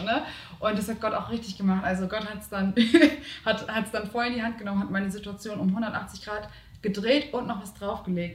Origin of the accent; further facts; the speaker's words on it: Hamburg, Germany; bei uns in Hamburg